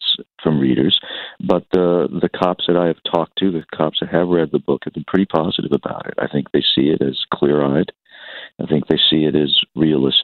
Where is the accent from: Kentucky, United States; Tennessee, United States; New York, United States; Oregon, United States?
New York, United States; New York City; moved away; also born or lived in California; I was born in New York City, born on Staten Island